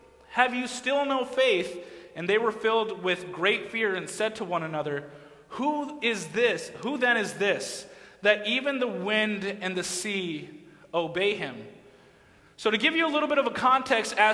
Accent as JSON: {"language": "English", "region": "Massachusetts", "country": "United States", "tie": "born or raised there", "moved": "as an adult", "said": "So I grew up in New England, I grew up in Massachusetts"}